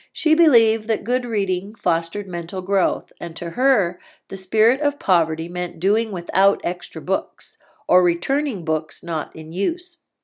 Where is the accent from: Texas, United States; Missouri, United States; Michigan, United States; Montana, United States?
Montana, United States; Browning; I grew up in Browning, Montana.